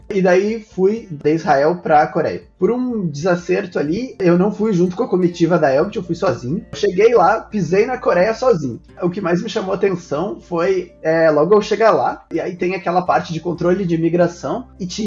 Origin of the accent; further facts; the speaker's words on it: Brazil; Ah, sim, eu passei o meu passaporte, o negócio leu que eu sou brasileiro e falou comigo em português.